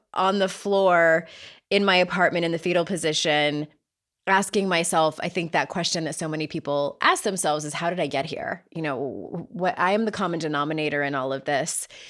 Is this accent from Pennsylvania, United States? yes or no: no; San Diego, California, United States; accent: Southern California; now in North Carolina, United States; I grew up in San Diego